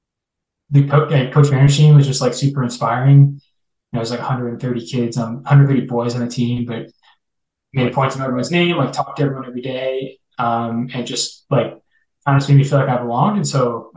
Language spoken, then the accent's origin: English; Naperville, Illinois, United States; moved away as an adult; I grew up mostly in Naperville, Illinois